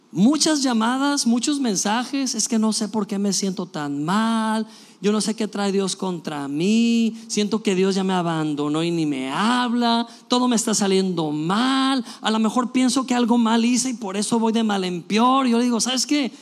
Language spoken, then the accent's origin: Spanish; Mexico; somos mexicanos